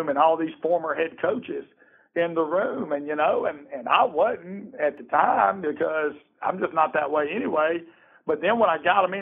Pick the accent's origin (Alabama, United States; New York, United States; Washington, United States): Alabama, United States; now in Georgia, United States; I'm from Alabama, and I came to Georgia.